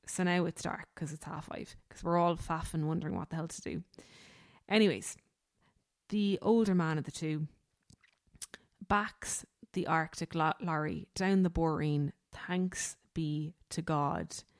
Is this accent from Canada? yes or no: no; Ireland; we as Irish people